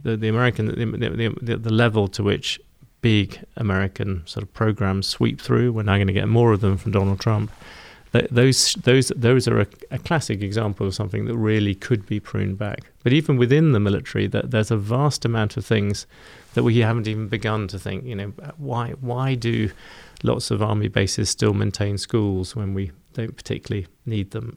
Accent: United Kingdom; accent: British

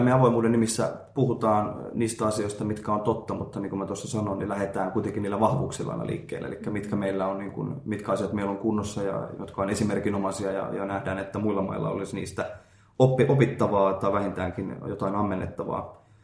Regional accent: Finland; now in Japan; olen Suomesta

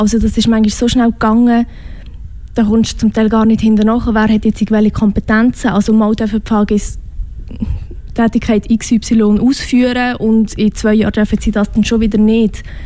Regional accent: Switzerland; accent: Swiss German; first language Swiss German; meine Muttersprache ist Schweizerdeutsch

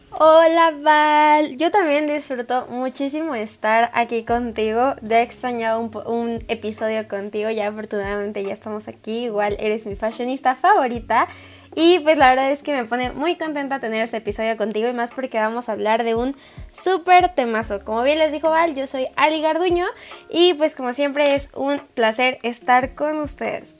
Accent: Mexico; como mexicanos

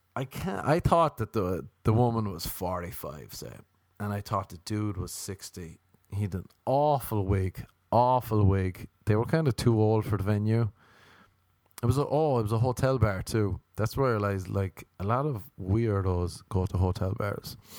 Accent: Ireland; moved away; I'm Irish

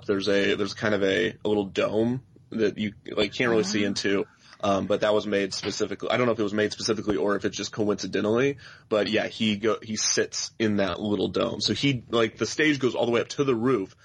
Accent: Kansas City, Missouri, United States; moved away; I grew up in Kansas City

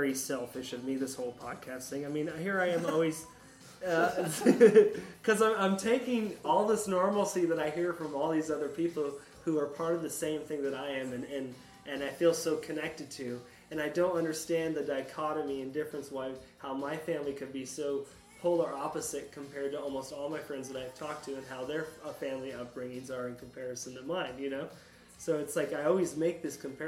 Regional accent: Sarasota, Florida, United States; also born or lived in Appalachia / New Hampshire; now in Gainesville, United States; I grew up that way in Sarasota

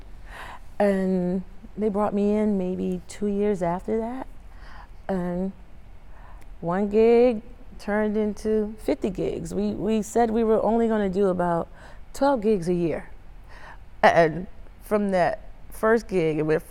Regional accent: Harleyville, South Carolina, United States; also born or lived in Charleston, South Carolina; my parents were both known as the wedding singers in my hometown of Harleyville, South Carolina

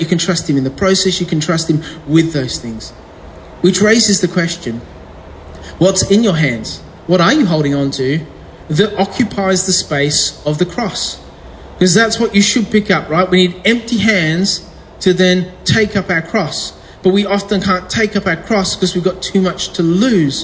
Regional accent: England, United Kingdom; I was born in England

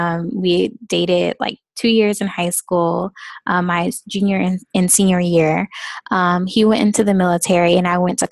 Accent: Florida, United States; I'm from Florida, so that's like all the way on the other side of the United States.

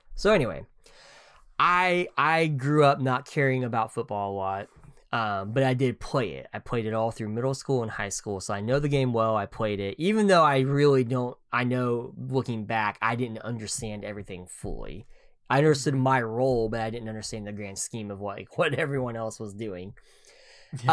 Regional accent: Oklahoma, United States; growing up in Oklahoma

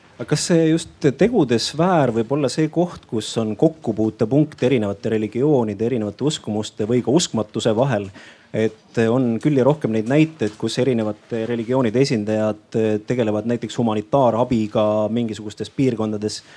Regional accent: Vigala parish, Rapla County, Estonia; ma olen pärit väikesest maakohast Raplamaalt, Vigala vallast, Jõdivere külast, Aasa talust.

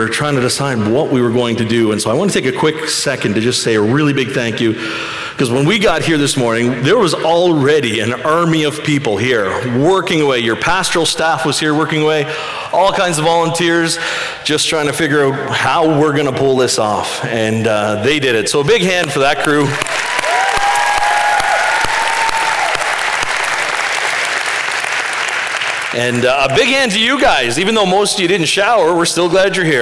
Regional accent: Western Prince Edward Island, Canada; I grew up on Western PEI

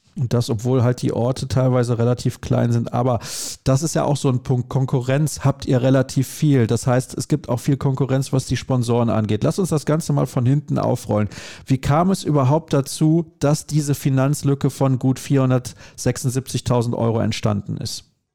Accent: Solingen, North Rhine-Westphalia, Germany; ich komme aus Solingen

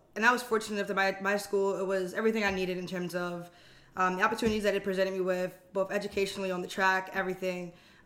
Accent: New Jersey, United States; moved away as an adult; now in Los Angeles, United States; I'm from South Jersey

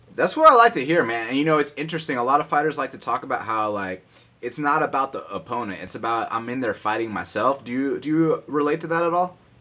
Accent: Atlanta, Georgia, United States; I'm from Atlanta.

